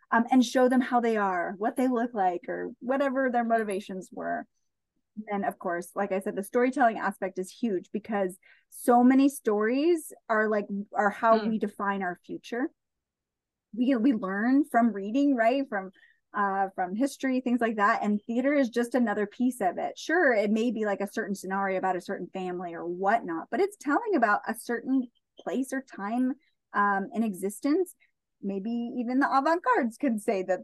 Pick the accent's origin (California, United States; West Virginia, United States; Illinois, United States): California, United States; Central Coast; We currently live on the Central Coast. And I love being here where I am because, one, it's my hometown